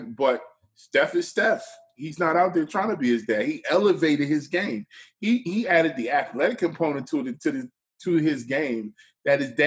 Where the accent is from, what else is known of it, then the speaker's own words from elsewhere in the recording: Philadelphia, Pennsylvania, United States; being from Philly